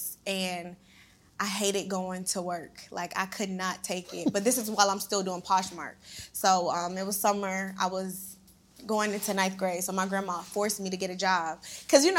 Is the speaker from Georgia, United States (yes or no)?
yes; Savannah, Georgia, United States; I'm from Savannah, Georgia. It's a real small town